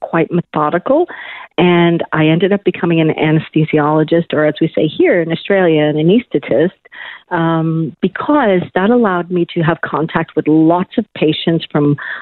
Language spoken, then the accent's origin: English; Buffalo, New York, United States; I was originally born and raised in Buffalo, New York, cold country